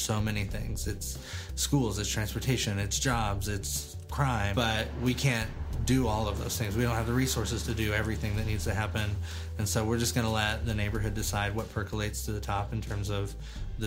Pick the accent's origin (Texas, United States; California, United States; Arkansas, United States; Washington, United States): Arkansas, United States; moved away as an adult; I grew up in Arkansas, graduated high school